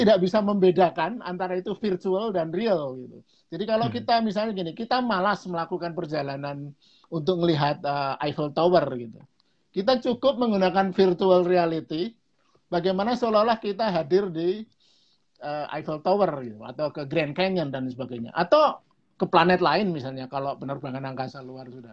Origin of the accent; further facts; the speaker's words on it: Java, Indonesia; dalam bahasa Jawa lebih jelas tuh karena saya orang Jawa